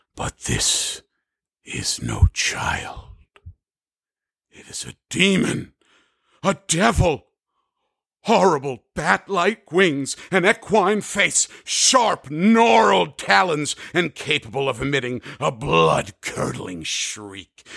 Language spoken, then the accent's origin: English; New Jersey, United States; my home state